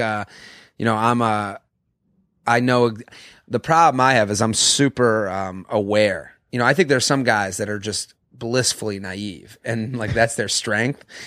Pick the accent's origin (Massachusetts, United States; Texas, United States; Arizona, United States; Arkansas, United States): Massachusetts, United States; Boston; I'm from Boston